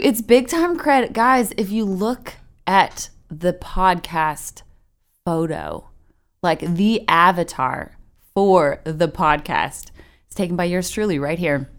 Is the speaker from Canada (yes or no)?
yes; Canada; moved away as an adult; now in Nashville, United States; I'm originally from Canada